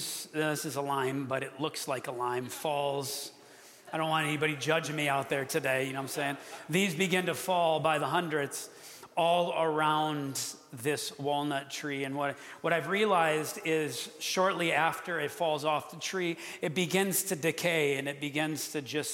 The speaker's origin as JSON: {"language": "English", "region": "Wisconsin", "country": "United States", "moved": "yes", "said": "I'm from Wisconsin"}